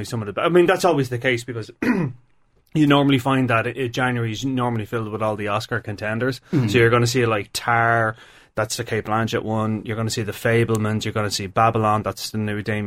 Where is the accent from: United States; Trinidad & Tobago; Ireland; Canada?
Ireland; we are an English-speaking country